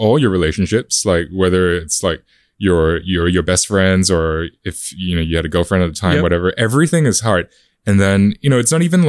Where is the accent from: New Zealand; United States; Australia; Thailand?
Australia; Adelaide, South Australia; Especially, like, you know, growing up in Adelaide as well, like, that's South Australia, that's probably, like, the equivalent of Perth.